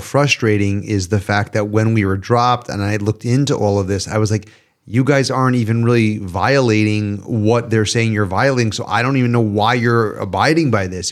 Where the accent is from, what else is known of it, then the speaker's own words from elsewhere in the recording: New York, United States; as a New Yorker